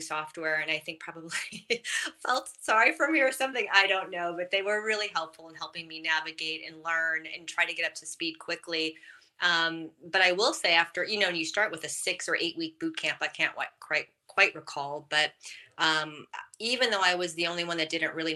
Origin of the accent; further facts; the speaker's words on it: Wisconsin, United States; I'm from Wisconsin